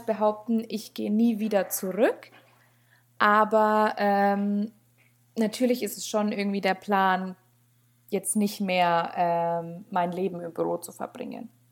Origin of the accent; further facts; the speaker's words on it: Steppach, Bavaria, Germany; now in Höchstadt, Germany; ich komme ursprünglich eigentlich vom einem der kleinsten Dörfer überhaupt. Also ich komme aus Steppach